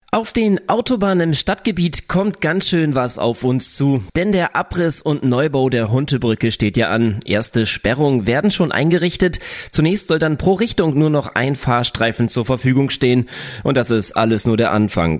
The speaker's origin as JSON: {"language": "German", "town": "Oldenburg", "region": "Lower Saxony", "country": "Germany", "said": "bei uns in Oldenburg"}